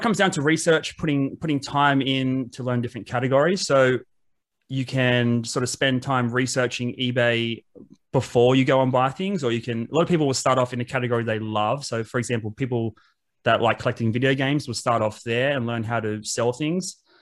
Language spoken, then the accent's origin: English; Wollongong, New South Wales, Australia; I grew up in Wollongong